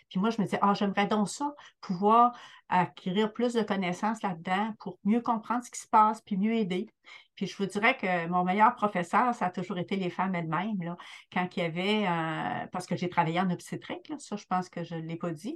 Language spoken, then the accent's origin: French; Rimouski, Quebec, Canada; je suis native là, de, du BIC, de Rimouski